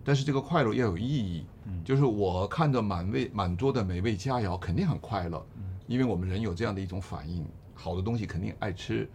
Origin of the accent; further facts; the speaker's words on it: China; 我们中国人